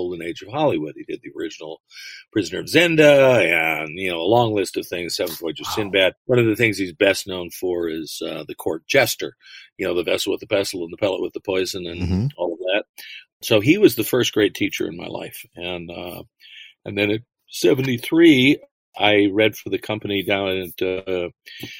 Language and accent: English; London, Ontario, Canada; moved away as an adult; also born or lived in Los Angeles area, California (born); I grew up in London, Ontario. I was born here, but family moved up there, and you know, I went all the way through public and high school